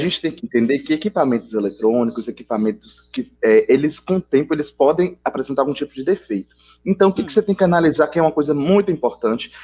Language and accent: Portuguese; Bahia, Brazil; eu sou aqui da Bahia